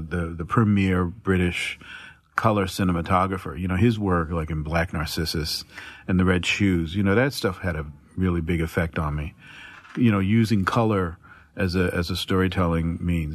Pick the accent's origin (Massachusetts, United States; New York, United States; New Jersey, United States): New Jersey, United States; Newark; growing up in Newark, New Jersey, in the fifties and the sixties